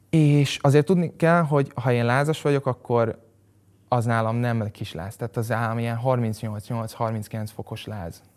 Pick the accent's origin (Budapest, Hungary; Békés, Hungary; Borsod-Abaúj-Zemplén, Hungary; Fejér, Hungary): Budapest, Hungary; a 17. kerületben, mert én ott nőttem föl